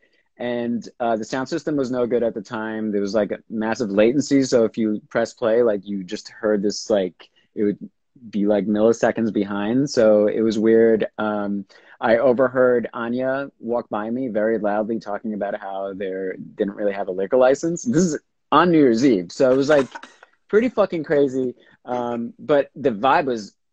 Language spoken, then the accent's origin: English; New York, United States; I grew up here in New York.